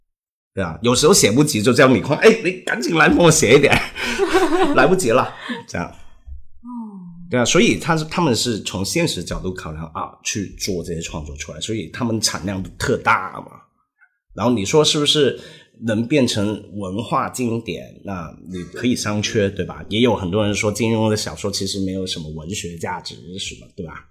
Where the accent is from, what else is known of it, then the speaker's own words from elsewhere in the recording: Hong Kong; first language Cantonese; Chinese is a second language; 比如我是香港人